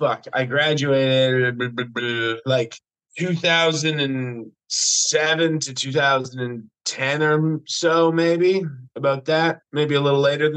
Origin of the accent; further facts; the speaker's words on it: Fort McMurray, Alberta, Canada; moved away as an adult; also born or lived in Calgary; I am from Fort McMurray, Alberta, Canada, as we like to call it, heaven on earth.